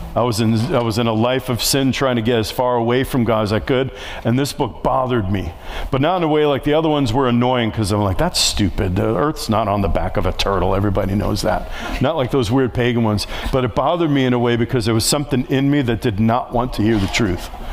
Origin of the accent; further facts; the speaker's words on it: New York City, New York, United States; moved away; I grew up in New York City. I was right next to the projects where I grew up